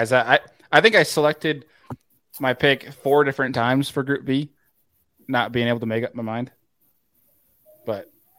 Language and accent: English; New York, United States; Being that I'm from New York